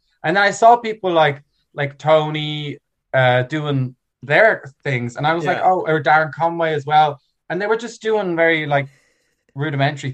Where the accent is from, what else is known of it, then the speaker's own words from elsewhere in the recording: Dublin, Leinster, Ireland; also born or lived in New York; I am from a German family, but I grew up in Ireland